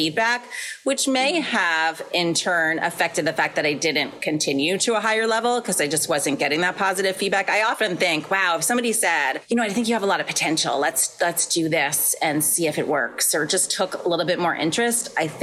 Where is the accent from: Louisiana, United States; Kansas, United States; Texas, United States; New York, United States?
New York, United States; moved away as an adult; now in Connecticut, United States; I grew up in New York, and I actually live in Connecticut now. So I literally live about 30 minutes from where I grew up